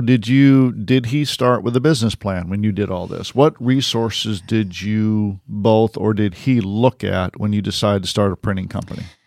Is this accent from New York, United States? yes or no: no; Detroit, Michigan, United States; I'm a Red Wings fan because I grew up in Detroit